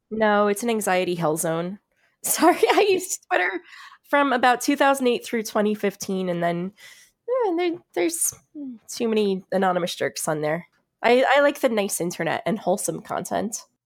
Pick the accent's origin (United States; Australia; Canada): United States; South Florida; now in New York City, United States; I grew up in South Florida, just north of Miami